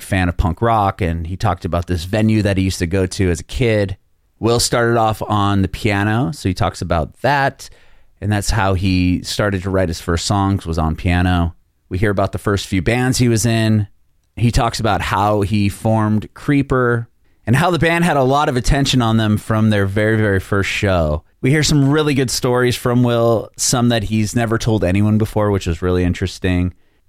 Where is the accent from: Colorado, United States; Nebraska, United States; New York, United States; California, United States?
California, United States; San Diego; now in Nashville, United States; I'm in Nashville, Tennessee. It's been brutal here too, but I have family and I'm originally from San Diego, and I guess it's been even more hot there.